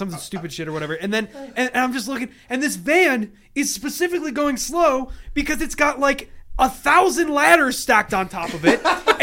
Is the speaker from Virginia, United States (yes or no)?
no; New York, United States; now in Colorado, United States; I'm from New York